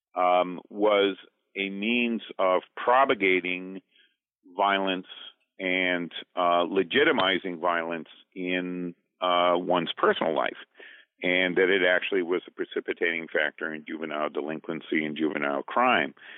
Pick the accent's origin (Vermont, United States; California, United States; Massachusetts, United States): Vermont, United States; Duxbury; I'm from Duxbury, Vermont